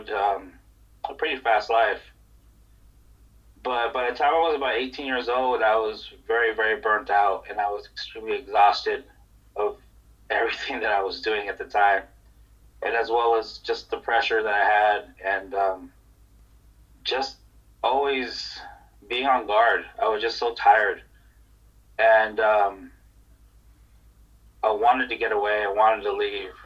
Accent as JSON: {"language": "English", "town": "Los Angeles", "region": "California", "country": "United States", "tie": "born or raised there", "also_born_or_lived": "Hawaii / Korea", "moved": "as an adult", "lives_now": "South Korea", "said": "I grew up in Los Angeles. It was in a very violent neighborhood"}